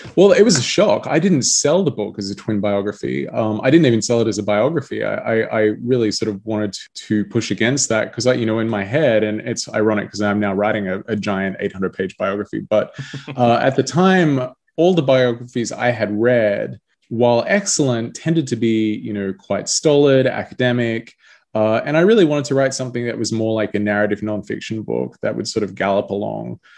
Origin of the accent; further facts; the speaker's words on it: Australia; being Australian